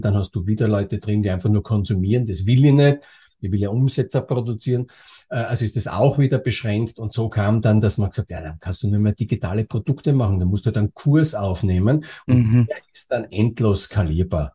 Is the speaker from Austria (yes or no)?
yes; Austria; moved away as an adult; also born or lived in Germany; bin geborener Österreicher und bin dann nach Deutschland gegangen